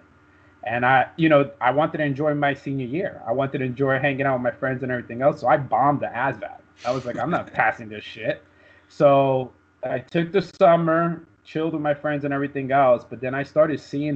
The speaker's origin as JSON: {"language": "English", "town": "New York City", "region": "New York", "country": "United States", "tie": "born or raised there", "moved": "as an adult", "said": "growing up in Brooklyn"}